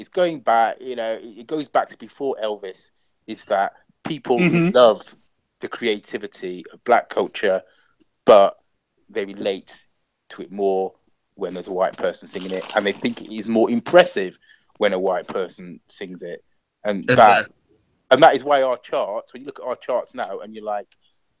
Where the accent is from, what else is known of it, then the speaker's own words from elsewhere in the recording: United Kingdom; we are British, you know, we are black British, but also we have this African or Caribbean, you know, heritage a lot of the time.